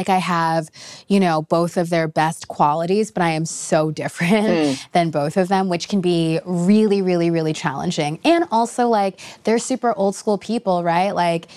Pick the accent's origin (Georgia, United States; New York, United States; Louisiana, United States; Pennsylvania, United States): New York, United States; New York City; I was this girl from the Bronx